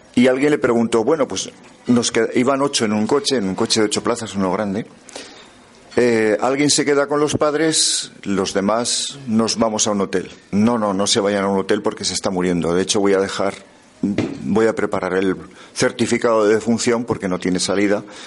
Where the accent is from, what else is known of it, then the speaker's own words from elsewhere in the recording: the Pyrenees, Aragon, Spain; soy del Pirineo